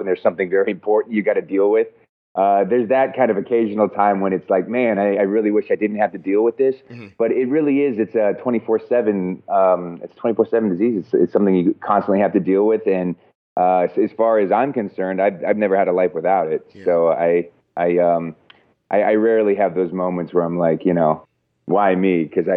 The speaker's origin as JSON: {"language": "English", "region": "Colorado", "country": "United States", "tie": "born or raised there", "also_born_or_lived": "Alaska", "moved": "as an adult", "lives_now": "Los Angeles, United States", "said": "I was born in Alaska and then grew up in Colorado"}